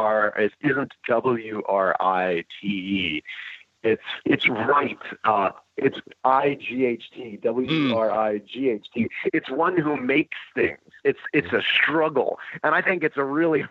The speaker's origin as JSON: {"language": "English", "town": "Larchmont", "region": "New York", "country": "United States", "tie": "born or raised there", "said": "I grew up outside of New York City in a town called Larchmont."}